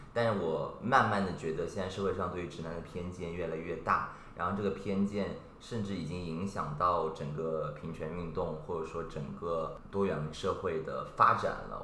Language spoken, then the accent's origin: Chinese; Shanghai, China; 在我们上海人的观念里面吧，没有哥们儿这两，这，这三个字儿